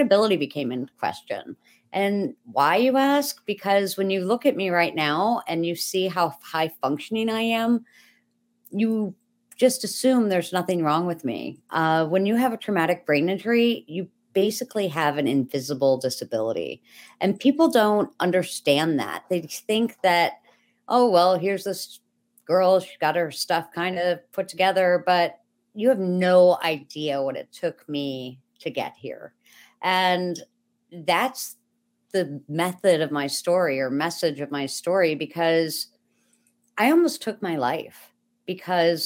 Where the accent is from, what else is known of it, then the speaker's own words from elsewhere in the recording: Buffalo, New York, United States; I'm from Buffalo, New York.